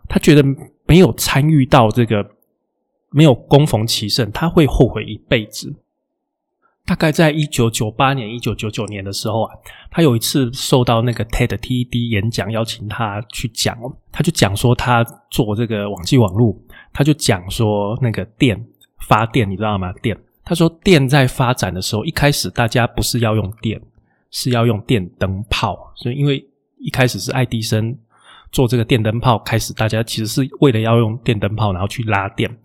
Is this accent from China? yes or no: no; Taiwan; 我们台湾人